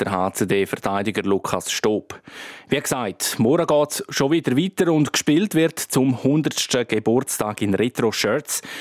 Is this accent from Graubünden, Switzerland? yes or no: yes; Graubünden, Switzerland; bei uns in Grabünde